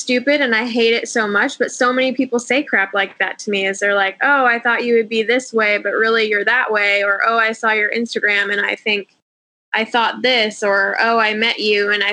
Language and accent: English; O'Neill, Nebraska, United States; moved away as an adult; also born or lived in Texas / Austin, Texas; now in California, United States; So I was born and raised in Nebraska, super small town.